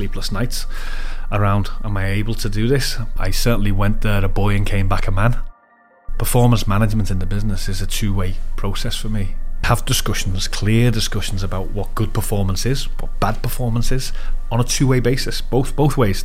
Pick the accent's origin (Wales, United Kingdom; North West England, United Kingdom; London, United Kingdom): North West England, United Kingdom; Liverpool; also born or lived in Leeds; I'm from Liverpool, brought up there, schooled there and went to university in Leeds